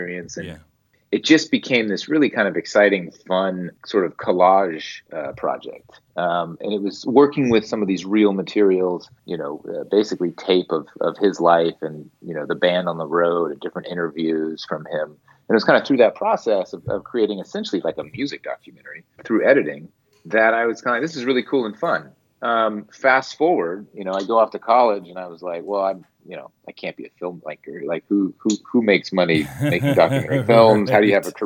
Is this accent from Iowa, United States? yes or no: no; Alameda, California, United States; I grew up in the Bay Area. And I went to a public high school in a little town called Alameda